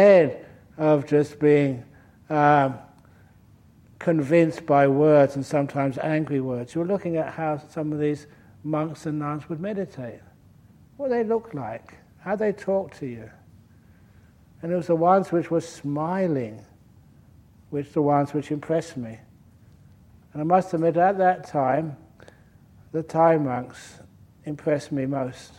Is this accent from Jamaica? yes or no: no; London, United Kingdom; now in Australia; as a young boy growing up in London